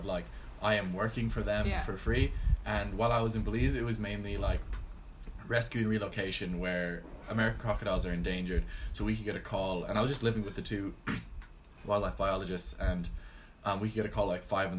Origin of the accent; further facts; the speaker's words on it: Galway, Ireland; accent: Galway; also born or lived in Florida, United States; I moved to Ireland when I was six from Florida, born in America.